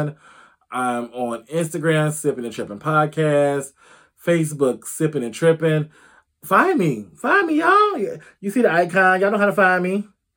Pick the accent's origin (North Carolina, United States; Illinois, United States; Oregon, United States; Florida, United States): Illinois, United States; Illinois, my home state.